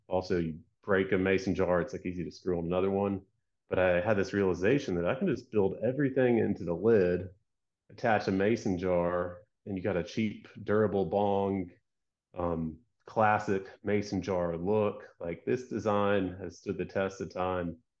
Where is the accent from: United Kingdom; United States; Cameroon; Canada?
United States; Georgia; moved away as an adult; also born or lived in California; my upbringing, I'm from Georgia, the South, um, attended, like, a Christian school from, like, third to twelfth grade